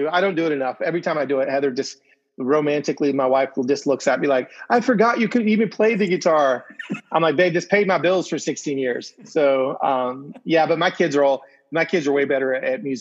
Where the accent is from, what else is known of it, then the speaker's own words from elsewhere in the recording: Venezuela; I'm from Venezuela.